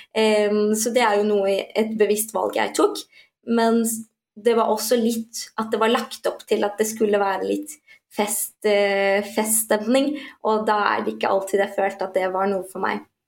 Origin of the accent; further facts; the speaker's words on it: Norway; jeg nettopp har fått og oppvokst her, så føler jeg mer at jeg har sterkere røtter til den norske kulturen